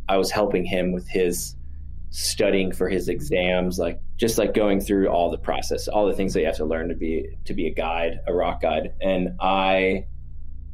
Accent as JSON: {"language": "English", "town": "Miami", "region": "Florida", "country": "United States", "tie": "born or raised there", "moved": "as an adult", "lives_now": "Boulder, United States", "said": "I grew up in Miami."}